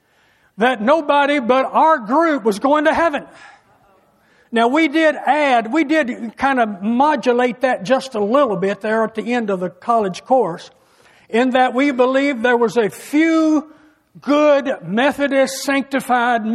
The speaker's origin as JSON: {"language": "English", "area": "an area fairly close to St. Louis, closer than Louisville", "region": "Kentucky", "country": "United States", "tie": "born or raised there", "said": "I was raised in an area where we believed there was Almighty God first, family second, and UK Wildcats third"}